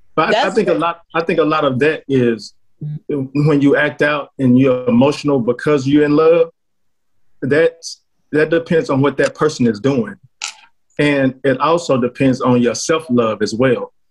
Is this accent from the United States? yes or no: yes; Fort Worth, Texas, United States; I'm from the DFW area, Fort Worth, Texas, to be exact